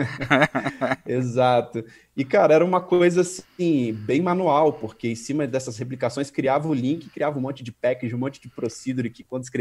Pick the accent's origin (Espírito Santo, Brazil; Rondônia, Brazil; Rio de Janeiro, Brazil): Espírito Santo, Brazil; Vila Velha; also born or lived in Guarapari; eu sou natural de Guarapari, no Espírito Santo, de uma cidade praiana, então é, basicamente muito novo eu me mudei para Grande Vitória, né, Vila Velha, e morei lá a maior parte do tempo.